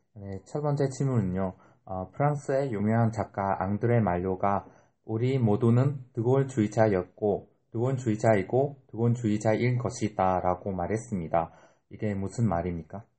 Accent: Vietnam; Korean is a second language; now in South Korea; 베트남에서 온

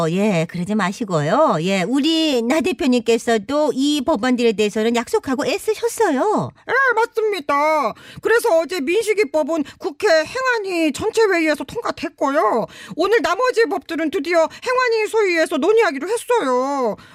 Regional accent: Seoul, South Korea; 나는 왜 고향이 서울일까? 나도 이럴 줄 알았으면 지방에서 태어났을 것을.

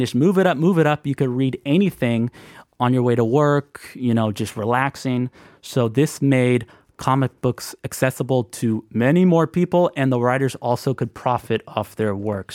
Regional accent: United States; I'm American

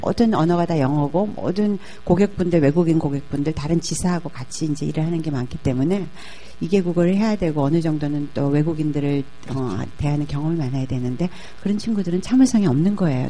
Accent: South Korea; moved away as an adult; also born or lived in Indonesia; 저는 뭐 한국 여자가 인도네시아에서 왔다 그러지 뭐

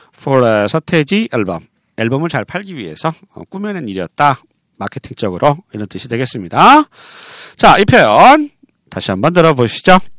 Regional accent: Seoul, South Korea; 저는 어, 서울 사람이에요.

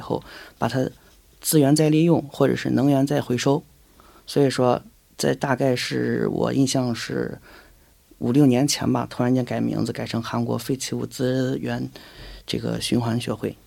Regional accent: China; moved away; 我们小时候，在中国的时候

